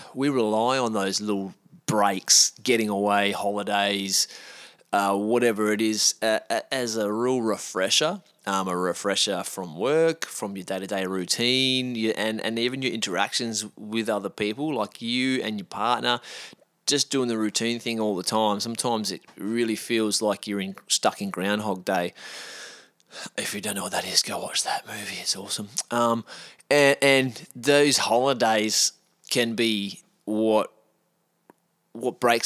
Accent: Australia; as an Australian

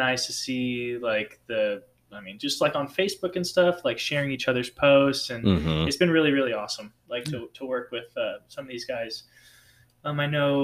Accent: around Fort Lewis, Washington, United States; now in Fort Bragg area, North Carolina, United States; stuff that I grew up with in Washington around Fort Lewis

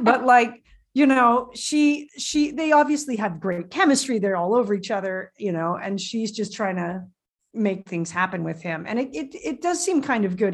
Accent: Canada; I speak French, but I'm Canadian and it's a little weak.

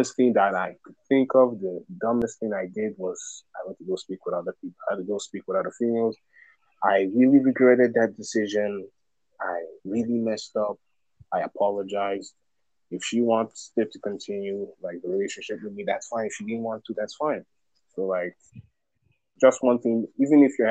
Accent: Nigeria; now in United States; I'm from Nigeria

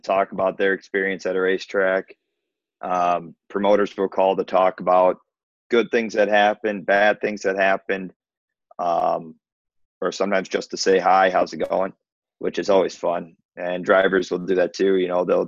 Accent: near Aberdeen, South Dakota, United States; also born or lived in Mankato, Minnesota; I grew up in South Dakota, not far from Aberdeen, South Dakota

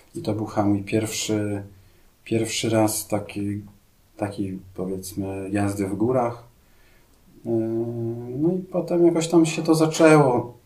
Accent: Białystok, Podlaskie Voivodeship, Poland; ja też pochodzę z Białego Stoku, tak, tam też jest dosyć płasko

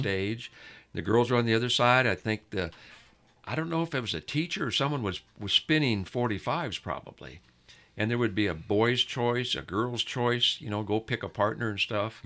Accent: El Monte, California, United States; we grew up in El Monte

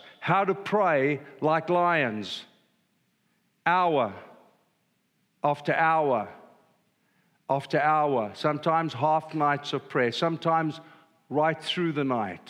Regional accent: South Africa; I'm old and I'm a South African

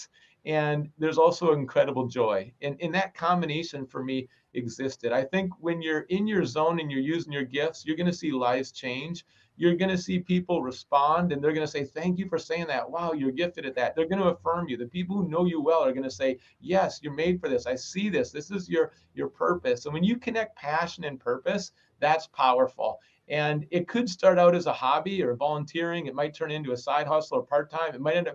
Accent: Minnesota, United States; I grew up in Minnesota and it's so cold in the winter

